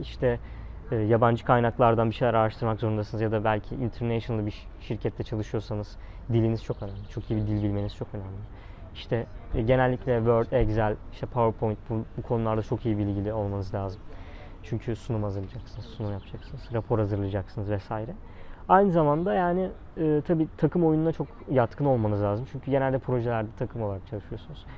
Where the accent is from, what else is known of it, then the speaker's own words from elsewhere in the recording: Zonguldak, Turkey; moved away as an adult; now in Istanbul, Turkey; ben Zonguldak Fen mezunuyum